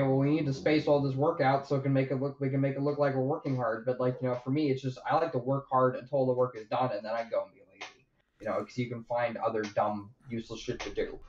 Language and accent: English; United States; I grew up on the Delta